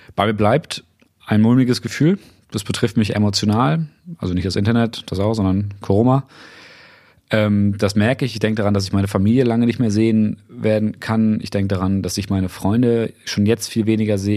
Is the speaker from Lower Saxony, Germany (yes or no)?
yes; Weyhe, Lower Saxony, Germany; now in Brandenburg, Germany; der Gemeinde Weihe, das ist meine Heimatgemeinde